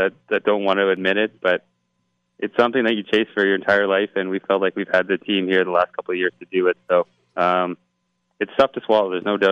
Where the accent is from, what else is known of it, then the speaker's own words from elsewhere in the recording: Toronto, Ontario, Canada; growing up in Toronto, for me and my older brothers, it was always hockey, lacrosse